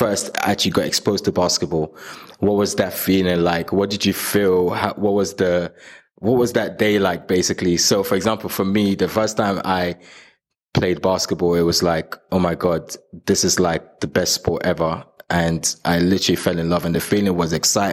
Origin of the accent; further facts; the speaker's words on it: Nigeria; I was born in Nigeria